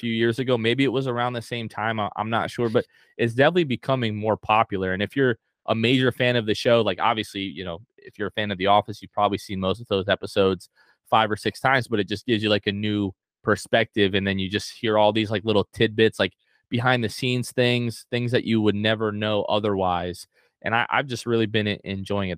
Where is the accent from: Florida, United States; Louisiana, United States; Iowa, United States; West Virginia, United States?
Florida, United States; north of Tampa; also born or lived in New Jersey / North Carolina; they moved here to Florida, uh, we've been, um, in, like, the, like, a little bit north of Tampa for the last, uh, like, twenty-six years